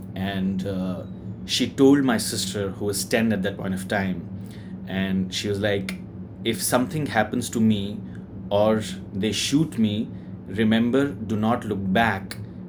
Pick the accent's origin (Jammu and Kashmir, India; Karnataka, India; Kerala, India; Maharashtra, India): Jammu and Kashmir, India; I'm from Kashmir.